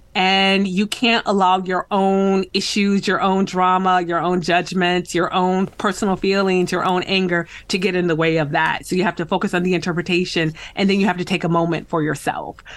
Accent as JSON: {"language": "English", "region": "West Michigan", "country": "United States", "tie": "born or raised there", "said": "I grew up in West Michigan, uh, along Lake Michigan."}